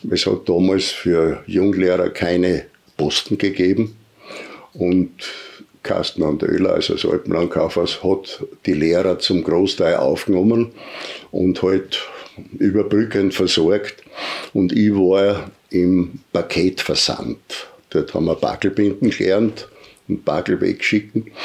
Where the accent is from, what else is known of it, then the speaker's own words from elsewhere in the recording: Gummern, Carinthia, Austria; born there; also born or lived in Graz; Ich bin aber auch nicht in Graz geboren, sondern in Kärnten, in Gummern im Trautal weil meine Mutter mich ledig bekommen hat.